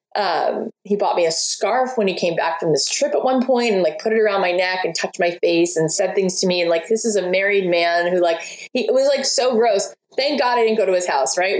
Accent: outside of Miami, Florida, United States; where I grew up outside of Miami

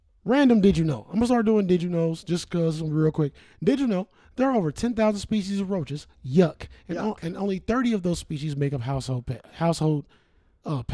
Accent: Cincinnati, Ohio, United States; Growing up in Cincinnati

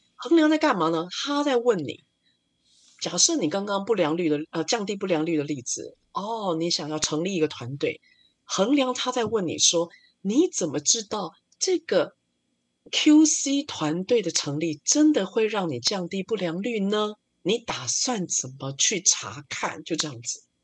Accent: Taiwan; 我们台湾人在工作的流程上比较像日本人

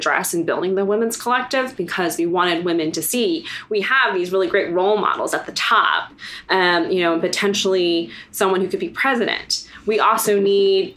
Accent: Prince George's County, Maryland, United States; also born or lived in Vietnam; I grew up in Prince George's County, which is one of the most affluent African-American counties in the United States

